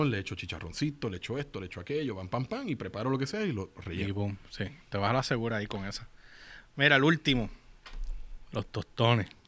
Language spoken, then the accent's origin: Spanish; Puerto Rico; yo soy puertorriqueña